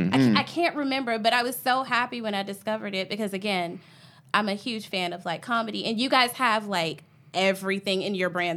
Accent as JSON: {"language": "English", "town": "Atlanta", "region": "Georgia", "country": "United States", "said": "I am from Atlanta."}